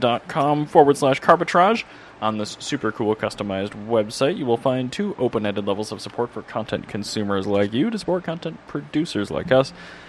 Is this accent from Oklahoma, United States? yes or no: no; Minnesota, United States; I am also from Minnesota